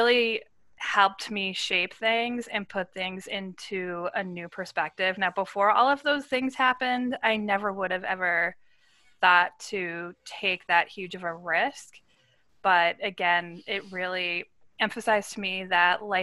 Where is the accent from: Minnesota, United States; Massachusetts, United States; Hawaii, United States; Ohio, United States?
Massachusetts, United States; I grew up in Massachusetts